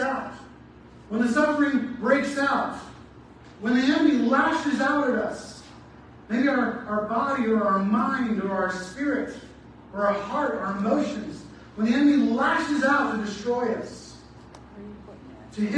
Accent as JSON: {"language": "English", "region": "Southern California", "country": "United States", "tie": "born or raised there", "said": "I grew up in Southern California"}